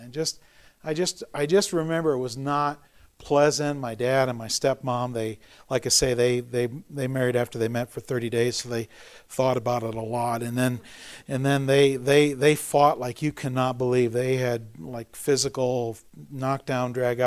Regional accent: Montana, United States; also born or lived in Sheridan, Montana / Twin Bridges, Montana; I was actually born and raised, or partially here in Montana, over in Sheridan, in Twin Bridges. I was born in Sheridan, and when I was four, my folks divorced

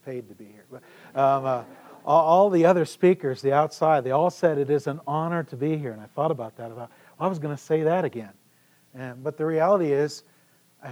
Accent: Emigrant, Montana, United States; also born or lived in Sheridan, Montana / Garrett, Indiana / Siloam Springs, Arkansas; I was born in Sheridan, Montana, and lived actually in this area as well when I was this high

